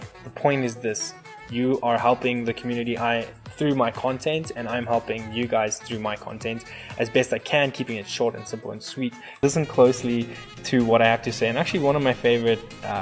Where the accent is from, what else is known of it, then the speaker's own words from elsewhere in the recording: South Africa; moved away as an adult; now in Colorado, United States; I'm a ginger from South Africa and I immigrated about 7 years ago. I am living in the States, Colorado